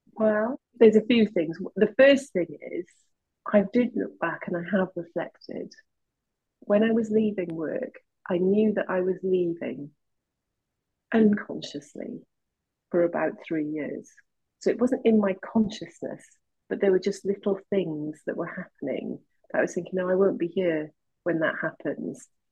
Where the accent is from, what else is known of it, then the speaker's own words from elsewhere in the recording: West Wales, United Kingdom; What's in West Wales? I've grown up there.